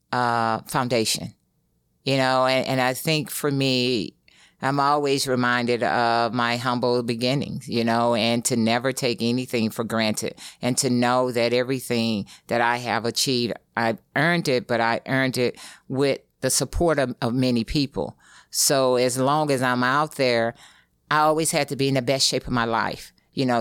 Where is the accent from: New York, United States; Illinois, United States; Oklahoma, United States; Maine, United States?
Illinois, United States; East St. Louis; moved away; that's where I'm from